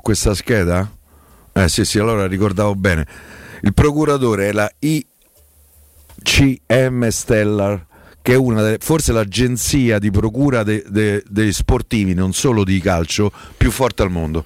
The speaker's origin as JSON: {"language": "Italian", "town": "Rome", "region": "Lazio", "country": "Italy", "accent": "Roman cadence", "said": "senza cadenza romana"}